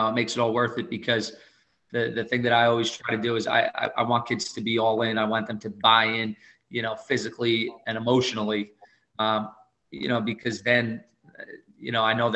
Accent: Jersey Shore, New Jersey, United States; I grew up in the Shore Conference. I played boys basketball in the Shore Conference

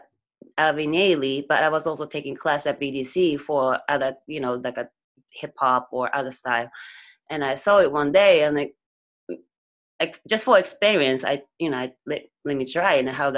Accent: Nagoya, Aichi, Japan; moved away as an adult; now in New York, United States; I'm from Nagoya. It's not Tokyo.

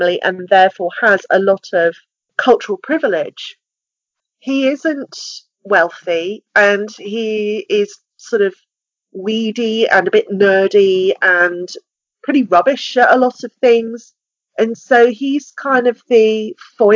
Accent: United Kingdom; We're a very small country

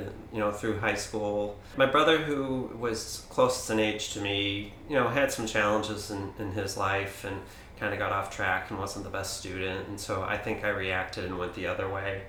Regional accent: St. Louis, Missouri, United States; now in Kalamazoo, United States; I was born in St. Louis, Missouri, youngest of 5 kids, and lived kind of a Midwestern typical suburb family.

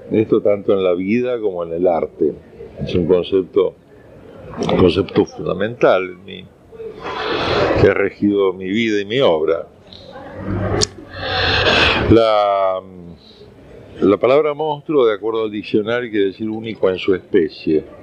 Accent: Unquillo, Córdoba, Argentina; also born or lived in Rosario; Eh, después ya me sacaron de ahí, me llevaron primero a Unquillo, provincia de Córdoba, y después a, ya nos quedamos con mamá

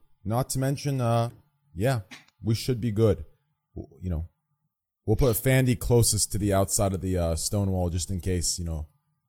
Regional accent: Texas, United States; also born or lived in Austin, Texas; from goddamn Texas.

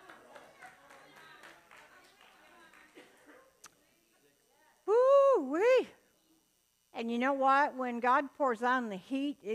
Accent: the South, United States; moved away; I'm from the South. I was born in the deepest part of the South you can get without getting wet

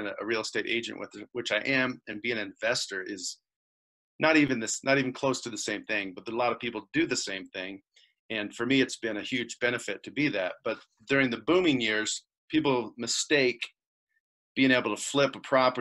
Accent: Indiana, United States; moved away as an adult; also born or lived in Colorado; we're from Midwest Indiana, you know, cornfields flat, no mountains

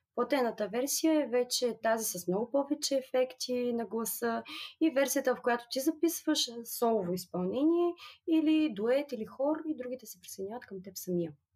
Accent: Burgas, Burgas Province, Bulgaria; Аз съм от Бургас и работя като юрисконсулт.

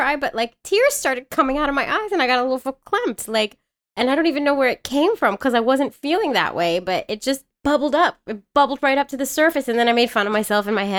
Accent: San Francisco, California, United States; I'm from San Francisco

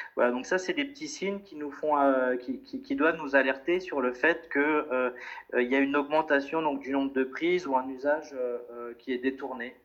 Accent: France; moved away as an adult; now in Brussels, Belgium; je viens de France et puis je me suis installé depuis 5 euh, ans maintenant à Bruxelles

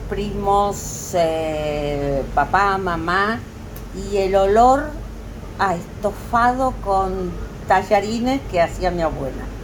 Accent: Argentina; now in Miami, United States; soy argentina, tengo 80 años y vivo en Miami.

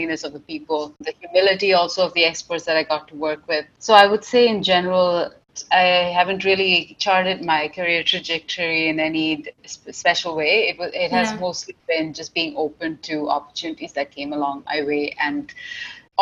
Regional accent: Dubai, United Arab Emirates; moved away as an adult; now in Canada; I grew up in Dubai, and I came to Canada when I was fairly young. So I came to Canada for my bachelor's degree at McMaster University

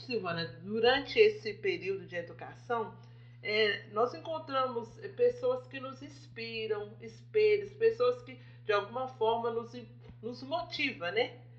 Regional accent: Nova Era, Minas Gerais, Brazil; nós somos mineiras aqui de Nova Era

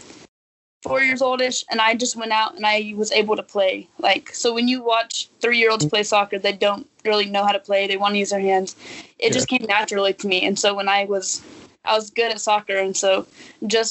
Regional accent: Amarillo, Texas, United States; moved away as an adult; also born or lived in Kansas; I'm from Amarillo, Texas, and currently I play soccer at Sterling College in Kansas.

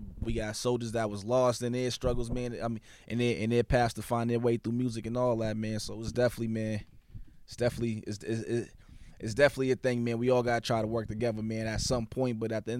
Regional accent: Boston, Massachusetts, United States; coming from where I came from, man, and I come from Mattapan, man, Bellnell, growing up.

